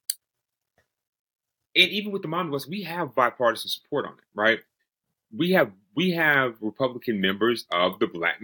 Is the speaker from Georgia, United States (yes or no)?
yes; Georgia, United States; Georgia, my home state